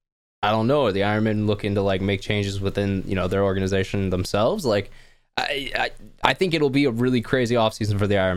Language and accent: English; Texas, United States; We're all from Texas.